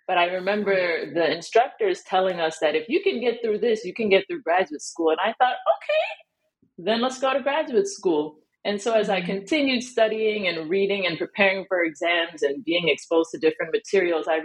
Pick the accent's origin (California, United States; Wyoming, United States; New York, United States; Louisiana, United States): New York, United States; New York City; I'm from New York City, shout out to Brooklyn